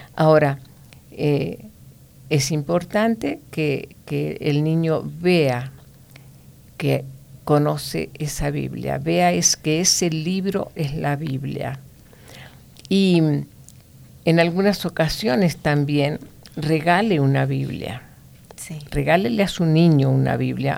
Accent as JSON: {"language": "Spanish", "country": "Argentina", "moved": "yes"}